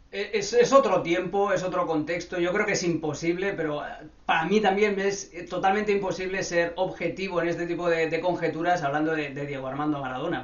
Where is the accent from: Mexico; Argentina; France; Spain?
Spain; Barcelona, Catalonia; yo crecí, nací en Barcelona.